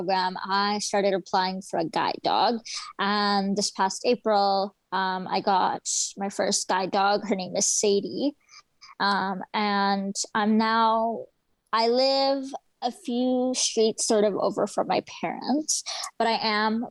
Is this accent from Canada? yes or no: yes; Aldergrove, British Columbia, Canada; I also come from a small town. I'm from Aldergrove, and it's very rural. Not a lot of services out here